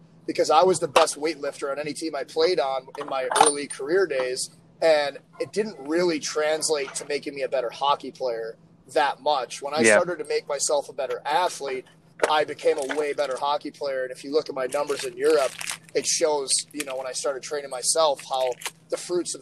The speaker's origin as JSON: {"language": "English", "town": "St. Louis", "region": "Missouri", "country": "United States", "tie": "born or raised there", "said": "St. Louis, my hometown."}